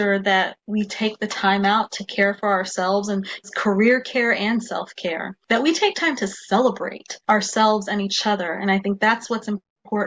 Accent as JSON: {"language": "English", "region": "Nebraska", "country": "United States", "said": "we're from the Midwest in Nebraska"}